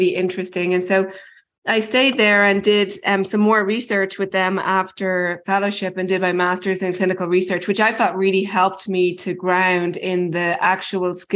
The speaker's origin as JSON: {"language": "English", "country": "Ireland", "also_born_or_lived": "Baltimore, United States", "moved": "as an adult", "lives_now": "United States", "said": "I'm originally from Ireland and did all my medical school and a lot of my training there"}